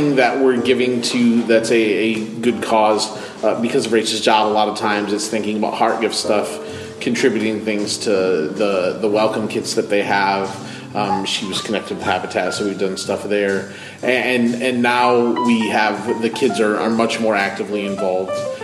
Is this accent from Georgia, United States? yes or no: no; Michigan, United States; moved away; I was born and raised in Michigan